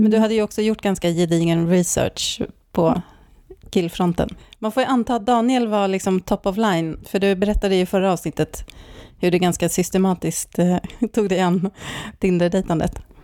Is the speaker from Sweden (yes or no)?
yes; Stockholm, Stockholm County, Sweden; moved away as an adult; also born or lived in Norrköping; now in Särna, Sweden; jag är också uppvuxen i Stockholm